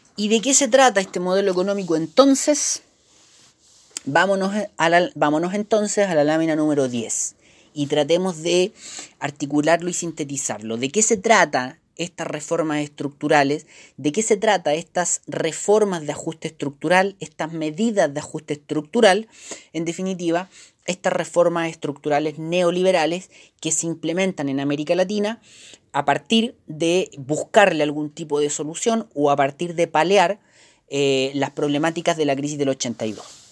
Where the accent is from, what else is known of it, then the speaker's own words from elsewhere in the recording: Chile; somos chilenos, porque estamos acá, porque es nuestro país